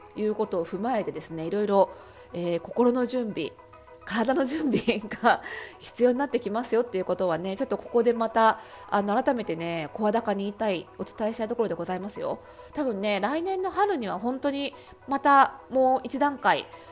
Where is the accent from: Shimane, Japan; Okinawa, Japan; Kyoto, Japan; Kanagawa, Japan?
Kanagawa, Japan; 私あの湘南出身